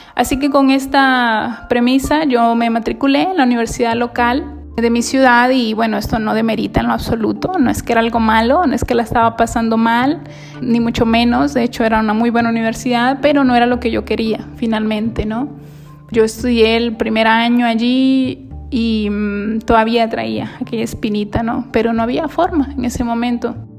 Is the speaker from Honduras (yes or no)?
yes; Honduras; moved away as an adult; soy hondureña.